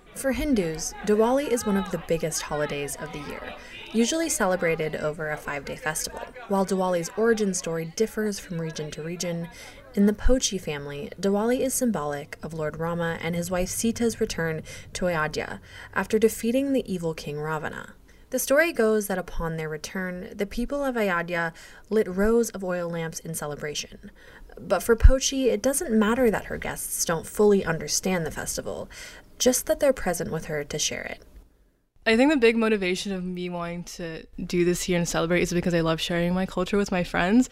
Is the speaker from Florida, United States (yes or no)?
yes; Miami, Florida, United States; moved away as an adult; now in Sitka, United States; I'm from Miami, Florida. I moved here four months ago